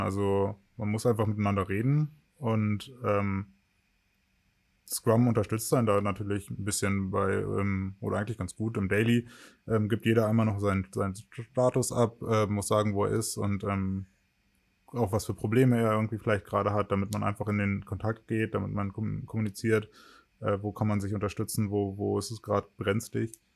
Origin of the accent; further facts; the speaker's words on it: Wittingen, Lower Saxony, Germany; also born or lived in Ohrdorf / Magdeburg; Im Kindergarten war ich in Ohrdorf. Das ist ein ganz kleines Dorf in der Nähe von meiner äh, Geburts, von meinem Geburtsort Wittingen